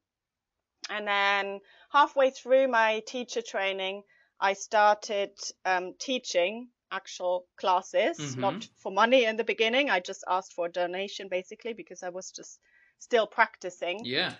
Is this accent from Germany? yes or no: yes; Germany; moved away as an adult; now in London, United Kingdom; I'm originally from Germany.